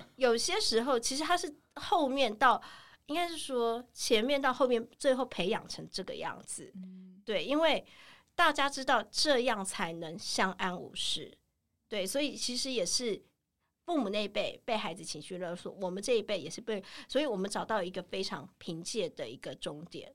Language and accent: Chinese; Taiwan; 你不觉得我们台湾人很盲从吗